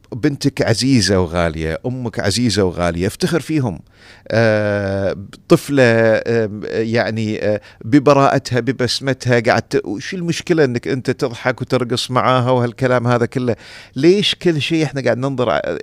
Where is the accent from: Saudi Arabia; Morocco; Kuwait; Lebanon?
Kuwait; عندنا في الكويت